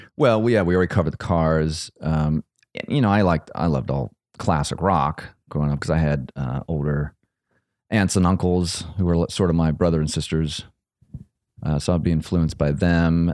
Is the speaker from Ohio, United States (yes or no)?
yes; Akron, Ohio, United States; I'm from Akron. And so is Lux, Akron, Ohio.